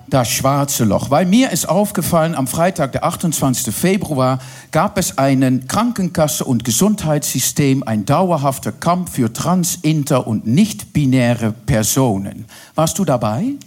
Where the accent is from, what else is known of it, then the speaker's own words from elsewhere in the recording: Netherlands; German is a second language; now in Berlin, Germany; Ich bin Holländerin